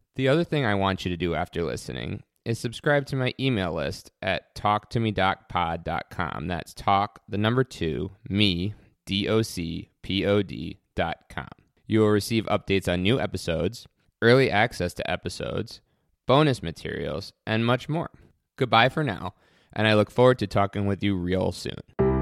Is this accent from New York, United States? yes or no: yes; New York City, New York, United States; moved away as an adult; also born or lived in Geneseo, New York / Syracuse, New York / Chicago, Illinois; now in Western New York, United States; I was born and raised in New York City